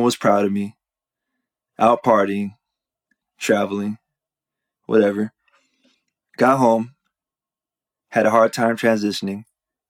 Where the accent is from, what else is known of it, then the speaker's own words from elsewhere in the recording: Riverside, California, United States; moved away as an adult; also born or lived in Italy; I was born and raised in Riverside, California